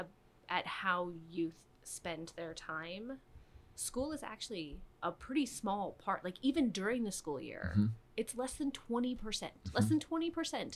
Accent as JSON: {"language": "English", "region": "Michigan", "country": "United States", "tie": "born or raised there", "said": "I grew up in Michigan"}